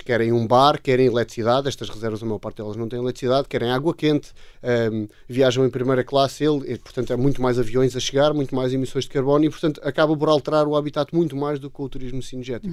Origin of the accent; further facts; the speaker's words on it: Portugal; also born or lived in Namibia; sendo portugueses